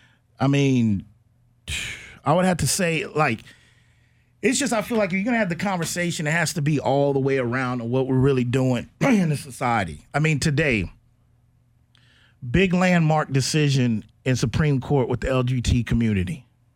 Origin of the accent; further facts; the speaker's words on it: Texas, United States; But if my family's growing up in Texas, I'm from Texas